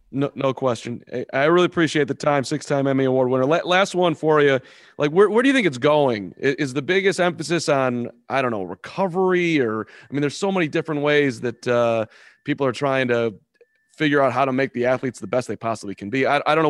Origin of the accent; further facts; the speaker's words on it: Chicago, Illinois, United States; I'm from Chicago